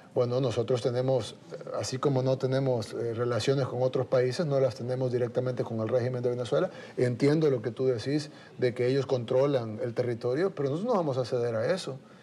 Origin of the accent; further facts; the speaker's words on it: El Salvador; Nosotros como salvadoreños